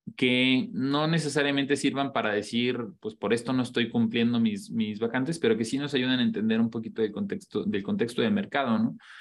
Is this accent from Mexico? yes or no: yes; Mexico